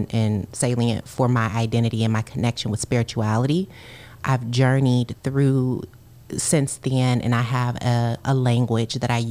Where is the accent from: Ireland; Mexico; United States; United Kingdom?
United States; Kalamazoo, Michigan; My family, my parents are both from there, but you know, I grew up in Kalamazoo